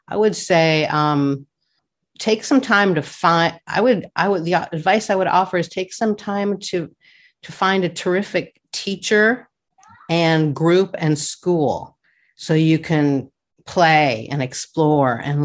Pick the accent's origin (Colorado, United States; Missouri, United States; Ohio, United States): Colorado, United States; Denver; now in California, United States; I grew up in Denver in the suburbs